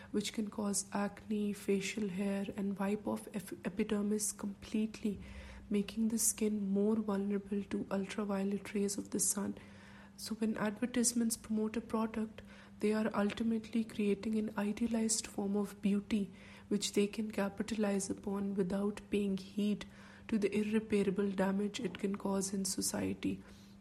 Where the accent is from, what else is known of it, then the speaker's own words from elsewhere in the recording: Pakistan; we have as Pakistanis